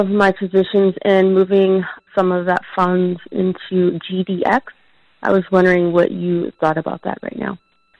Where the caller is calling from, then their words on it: Minneapolis, Minnesota, United States; longtime listener, first-time caller. I'm calling from Minneapolis, Minnesota.